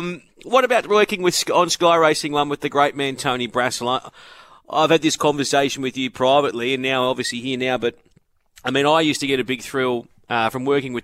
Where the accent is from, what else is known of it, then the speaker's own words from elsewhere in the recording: Brisbane, Queensland, Australia; I remember growing up in Brisbane